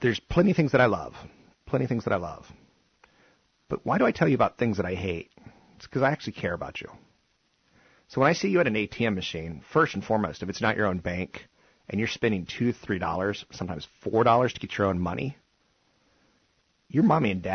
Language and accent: English; East Coast, United States; now in Silicon Valley, United States; growing up on the East Coast